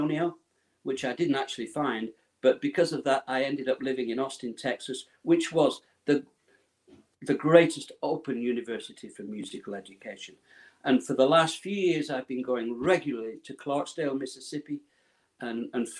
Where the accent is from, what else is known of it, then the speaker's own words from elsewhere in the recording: Preston, North West England, United Kingdom; I was born and raised in Preston, Lancashire, a cotton mill town.